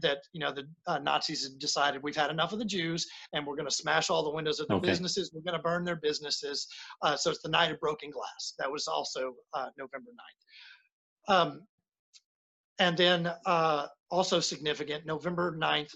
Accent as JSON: {"language": "English", "town": "Dallas", "region": "Texas", "country": "United States", "said": "I'm from Dallas, so I'm pretty familiar with the area."}